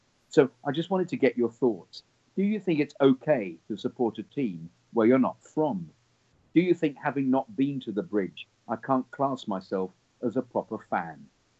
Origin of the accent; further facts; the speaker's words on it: Kensington and Chelsea, London, United Kingdom; born there; Well, I was born in Kensington and Chelsea, and my dad was a Chelsea fan